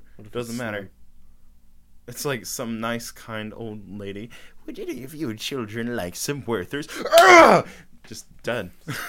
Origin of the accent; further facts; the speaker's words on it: United States; I'm American as they come, Buster.